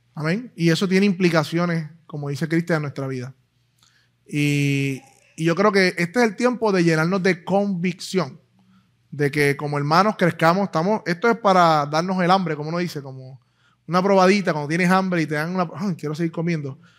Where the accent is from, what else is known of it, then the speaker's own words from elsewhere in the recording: Puerto Rico; Puerto Rico es, un país bien extraño, en el sentido de que, pues, no, somos o no somos americanos, no lo sé. si tenemos la ciudadanía, pero somos boricos, hablamos español, hablamos inglés